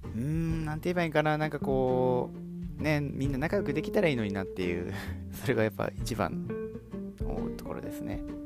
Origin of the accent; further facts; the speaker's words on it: Hiroshima, Japan; 僕、まあ、広島に生まれて、ずっと広島で住んできて